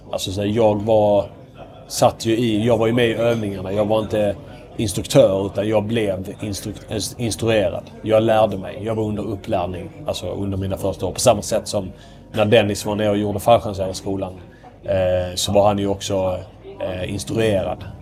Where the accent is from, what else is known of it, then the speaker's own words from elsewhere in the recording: Ystad, Skåne, Sweden; accent: mixed Scanian with Småland and Västerbotten influence; jag kommer från eh, Ystad som är kännetecknat en väldigt, väldigt grov skånsk dialekt. Men jag har inte den, eh, jag, är, eller så, jag har inte den Ystad-dialekten.